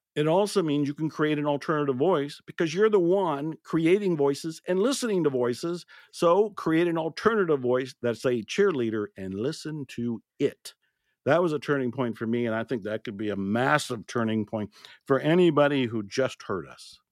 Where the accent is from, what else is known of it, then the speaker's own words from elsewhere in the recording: Ohio, United States; moved away; also born or lived in Texas; I was born and raised in Ohio, which is a state way up north in the Midwest in the States